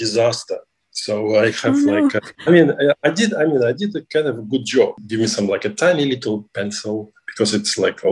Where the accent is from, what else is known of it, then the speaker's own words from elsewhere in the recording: Russia; I'm from Russia